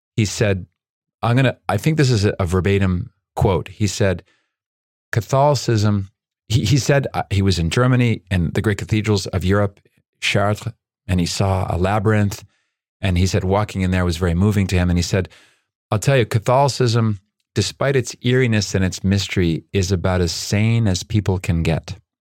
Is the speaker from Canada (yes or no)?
yes; Nova Scotia, Canada; moved away; also born or lived in Chile; I grew up in Nova Scotia going to Prince Edward Island every summer